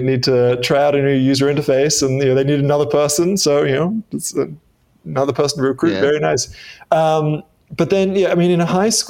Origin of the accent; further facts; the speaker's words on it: Australia; accent: Australian; also born or lived in Midwest, United States; I spent a year in the US when I was six. So my accent is not as Australian as you might expect.